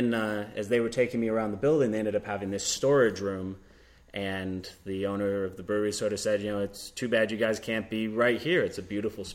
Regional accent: Rochester, New York, United States; moved away as an adult; I'm originally from Rochester, and when I wanted to open my own distillery, I decided I wanted to do it back near family and near the hometown that I loved

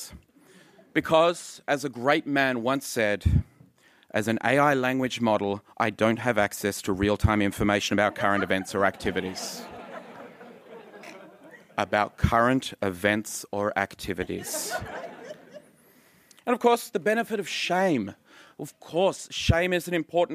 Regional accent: Canberra, Australian Capital Territory, Australia; moved away; I'm from Canberra

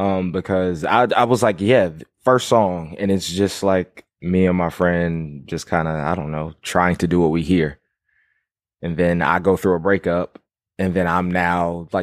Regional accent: Fairbanks, Alaska, United States; also born or lived in Savannah, Georgia / Jacksonville, Florida; I was born in Savannah, Georgia, raised in Fairbanks, Alaska, moved back to Savannah, Jacksonville, Florida.

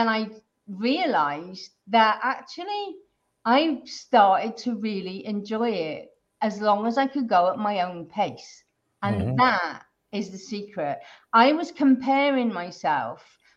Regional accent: United Kingdom; I'm originally from the UK

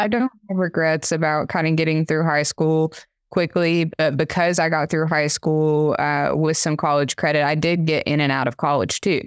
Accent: Tellico Plains, Tennessee, United States; I grew up in rural Appalachia, uh, in kind of this little drive-through mountain town, uh, called Tilico Plains, Tennessee

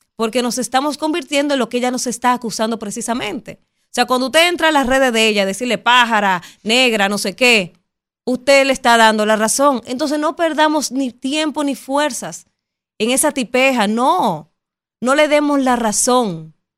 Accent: Dominican Republic; nosotros los dominicanos

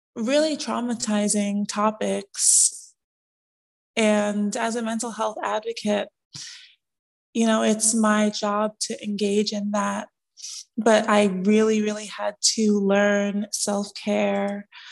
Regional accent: New York City, New York, United States; moved away as an adult; also born or lived in Brooklyn, New York; now in Atlanta, United States; I was born in Brooklyn, raised in Queens, New York

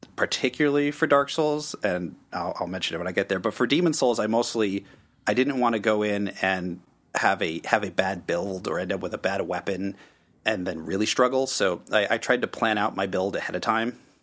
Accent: Connecticut, United States; moved away as an adult; also born or lived in Washington, D.C. area; I'm originally from Connecticut

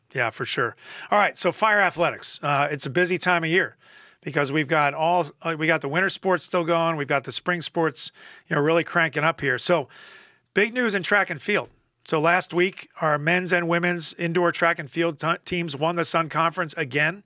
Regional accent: Philadelphia, Pennsylvania, United States; moved away; I'm, I'm from Philly

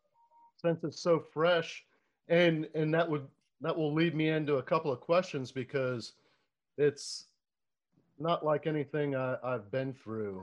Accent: Florida, United States; growing up in Florida

